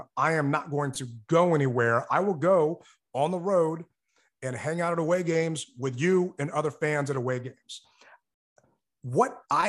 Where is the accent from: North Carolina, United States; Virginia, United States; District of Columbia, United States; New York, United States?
Virginia, United States; Woodbridge; now in Washington, D.C., United States; I grew up in Lake Ridge in Woodbridge. It was a mess back then. I've been in DC for over a decade.